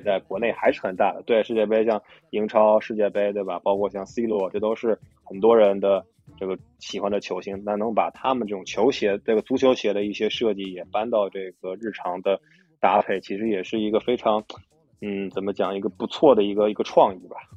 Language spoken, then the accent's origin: Chinese; Tianjin, China; 我老家天津的嘛